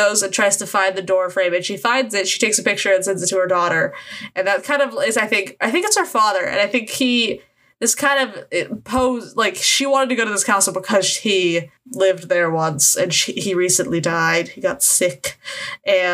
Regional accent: United States; I'm American

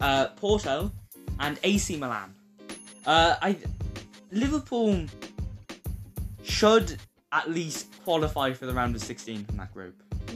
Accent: North Macedonia; Of course, we're from North Macedonia, so

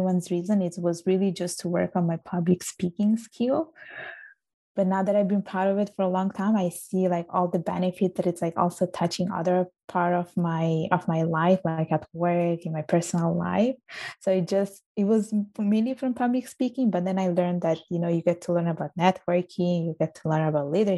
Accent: Palermo, Sicily, Italy; born or raised there; accent: strong Italian accent; English is a second language; moved away as an adult; also born or lived in Vigevano, Italy / England; now in Montreal, Canada

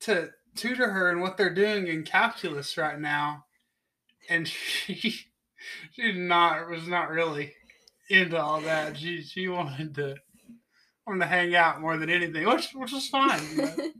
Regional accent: Knoxville, Tennessee, United States; I was, uh, born and raised in Knoxville, Tennessee

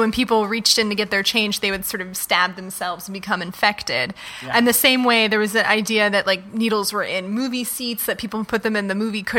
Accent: New York, United States; growing up in New York when there was such an AIDS panic in the late 80s, early 90s when I was a child.

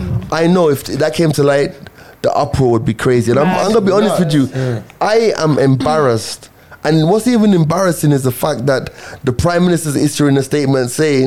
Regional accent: United Kingdom; You know, I'm British, and like I'm not early, innit?

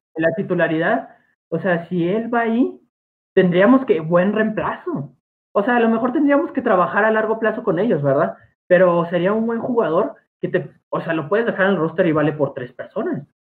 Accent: Mexico; todos nosotros somos de México

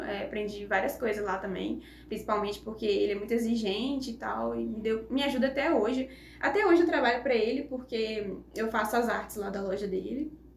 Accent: Juiz de Fora, Minas Gerais, Brazil; now in Viçosa, Brazil; eu sou de Viçosa, natural de Viçosa, mas morei assim metade da minha vida em Juiz de Fora

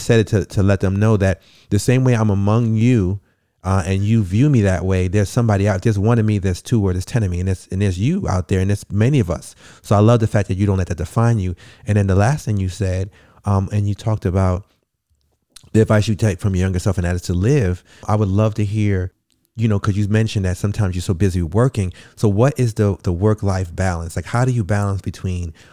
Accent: New York, United States; I'm also from the projects. I come from Bronx Ripper Projects in New York

